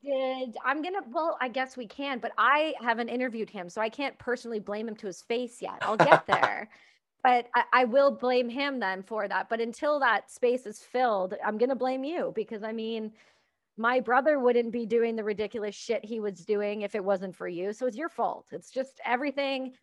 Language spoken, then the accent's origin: English; Canada; I'm Canadian